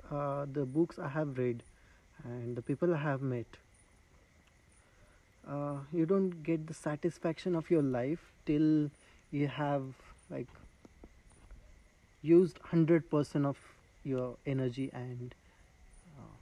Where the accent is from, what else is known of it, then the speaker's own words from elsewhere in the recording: Nashik, Katsurli village, Maharashtra, India; I was born in Nasik, Nasik no. city only. But uh, I grew up in a lot of uh, Adivasi padas. Adivasi is a tribal people.